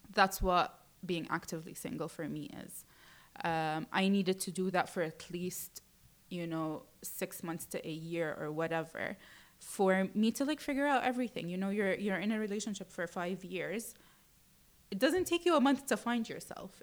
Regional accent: Jeddah, Makkah Province, Saudi Arabia; moved away as an adult; also born or lived in United Kingdom; now in Dubai, United Arab Emirates; I was born and raised in Saudi Arabia, mm-hmm. in Jeddah, and I stayed there up until I was 18

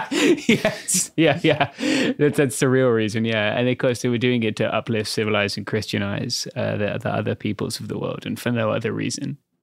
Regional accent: United Kingdom; as a British person

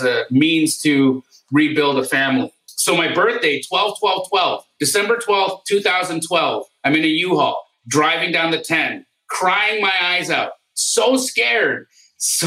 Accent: Calgary, Alberta, Canada; moved away as an adult; also born or lived in Los Angeles, California, United States; now in United States; I was born in Los Angeles, but at the age of 8, my family moved us to Canada

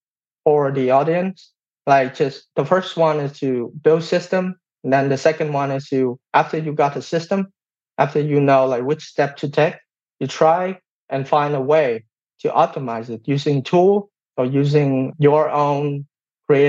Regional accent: Vietnam; English is a second language; moved away as an adult; now in United States; I came from Vietnam.

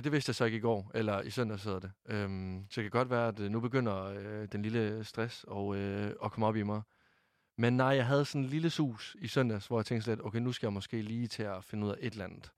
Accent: Varde, Southern Denmark, Denmark; Jeg blev fejret hjemme i Varde af min mor, min far og min kæreste

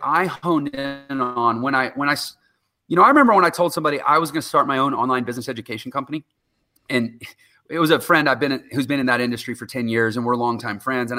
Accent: Texas, United States; I'm from Texas

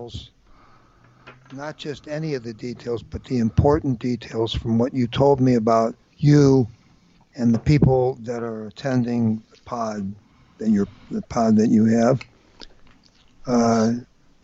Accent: St. Louis, Missouri, United States; I attended Washington University in my hometown of St. Louis

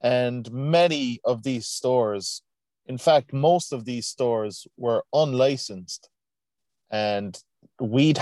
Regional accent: Cork, Munster, Ireland; also born or lived in Canada; I come from Cork, Ireland, born and raised

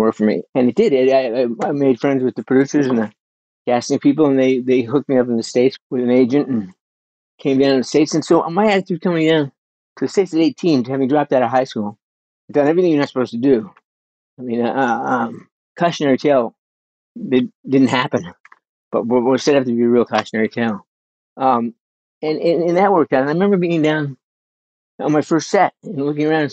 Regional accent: Burnaby, British Columbia, Canada; moved away; I was a kid growing up in Canada. I lived in Burnaby, which is kind of the Brooklyn of Vancouver

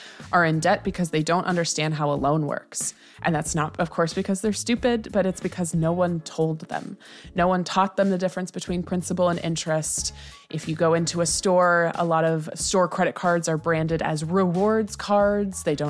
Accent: United States; I'm American

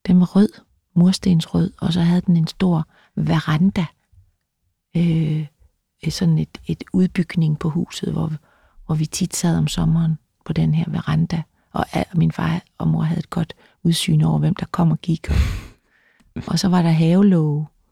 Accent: Løsning, Southern Denmark, Denmark; also born or lived in Vejle; jeg er født i, på Vejle, øh, et, et Sankt Maria Hospitalet i Vejle, som var sådan et, et sted, hvor der var nonner øh, der tog imod øh, mig. Øh, vi boede i en by, der hed Løsning

